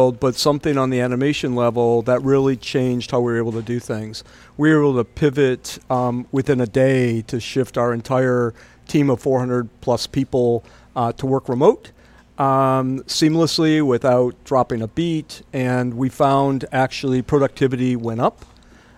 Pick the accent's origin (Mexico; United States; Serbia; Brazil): United States; Wisconsin; moved away as an adult; now in Toronto, Canada; I grew up in the Midwest from Wisconsin